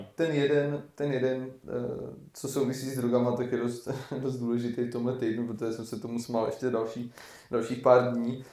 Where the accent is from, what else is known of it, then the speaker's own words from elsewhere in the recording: Varnsdorf, Ústí nad Labem Region, Czechia; jsme z Maďáku